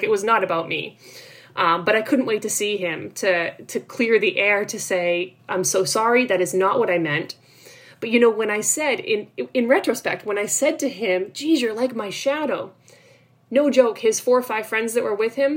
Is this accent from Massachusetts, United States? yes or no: yes; North Shore of Boston, Massachusetts, United States; also born or lived in Cape Cod, Massachusetts; I grew up on the North Shore of Boston